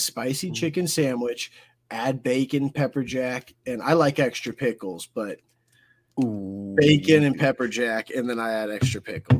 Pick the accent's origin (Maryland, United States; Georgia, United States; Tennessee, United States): Georgia, United States; I'm from Georgia. Oh, you're in Illinois. Cool. I'm in Georgia.